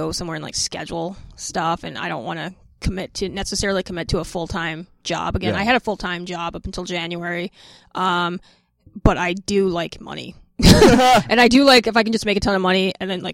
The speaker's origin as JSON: {"language": "English", "town": "Minneapolis", "region": "Minnesota", "country": "United States", "tie": "born or raised there", "also_born_or_lived": "Massachusetts", "said": "I grew up in Minneapolis."}